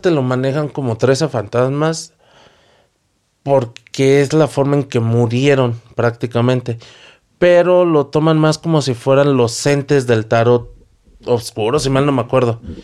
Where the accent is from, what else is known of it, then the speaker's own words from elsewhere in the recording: Mexico; somos mexicanos, al menos nosotros